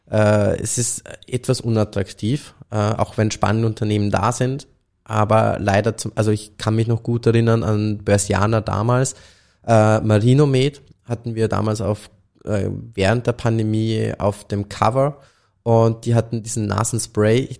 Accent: Austria; auch wenn wenn es jetzt als Österreicher fast äh

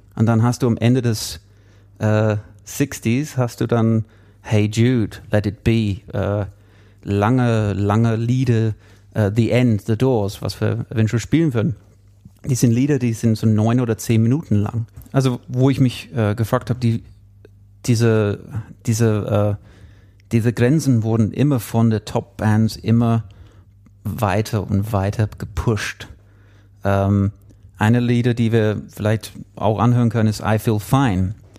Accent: England, United Kingdom; German is a second language; now in Munich, Germany; Einige würden schon hören, dass ich kein Deutscher bin, ich bin Engländer äh, und auch kein Bayer. Ähm, wohne schon etwas länger jetzt in München

